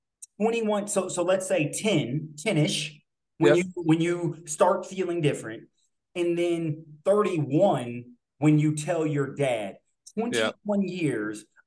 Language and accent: English; Illinois, United States; now in Texas, United States; I grew up in Illinois, and not Chicago. And then I live in Texas.